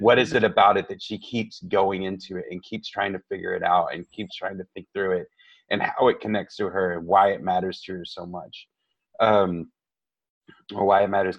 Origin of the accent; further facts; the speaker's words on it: Tejano, Texas, United States; I identify as Tejano as well